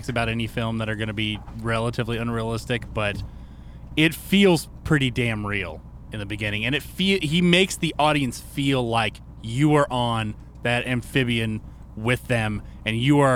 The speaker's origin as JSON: {"language": "English", "region": "the South", "country": "United States", "tie": "born or raised there", "said": "Growing up in the South"}